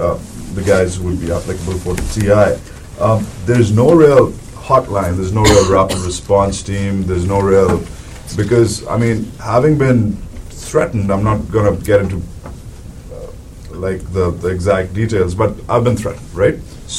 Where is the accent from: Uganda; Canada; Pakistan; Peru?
Pakistan; I'm from Pakistan